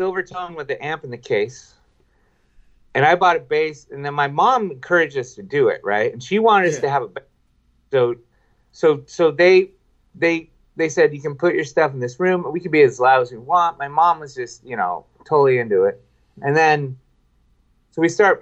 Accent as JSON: {"language": "English", "region": "Washington", "country": "United States", "also_born_or_lived": "Camano Island, Washington", "said": "we're from Washington State"}